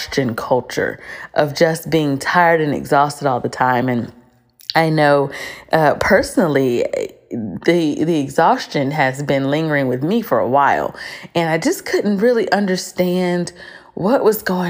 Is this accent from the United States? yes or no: yes; United States; we are from the United States